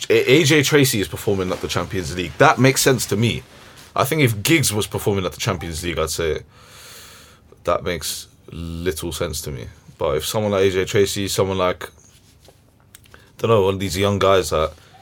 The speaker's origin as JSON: {"language": "English", "region": "England", "country": "United Kingdom", "said": "maybe that's just because we're English, innit?"}